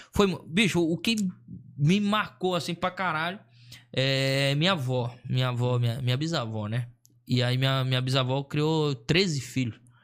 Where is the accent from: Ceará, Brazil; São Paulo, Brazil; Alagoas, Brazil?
Alagoas, Brazil; Maceió; moved away; also born or lived in Sorocaba; eu sou de Maceió, nascido e criado em Maceió